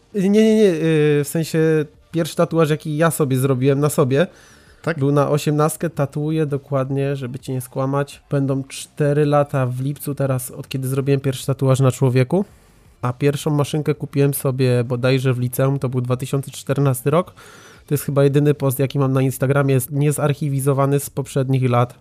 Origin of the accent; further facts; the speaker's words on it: Racibórz, Silesian Voivodeship, Poland; Ja jestem z Raciborza na Śląsku, to jest małe miasto, gdzie wtedy w ogóle nie było studia żadnego